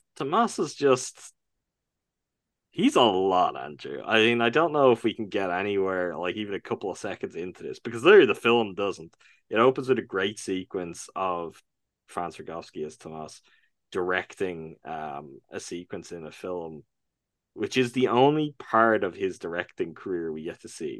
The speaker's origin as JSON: {"language": "English", "country": "Ireland", "said": "I'm from Ireland. I'm from what was until very recently, maybe the most Catholic country in the world"}